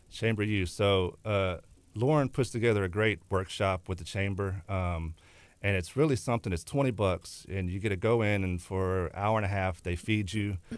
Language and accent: English; Texas City, Texas, United States; also born or lived in La Marque, Texas / Galveston, Texas; Lived, grew up in West Texas City.